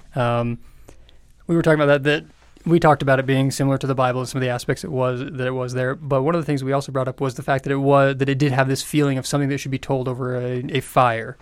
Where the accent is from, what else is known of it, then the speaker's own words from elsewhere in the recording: United States; as an American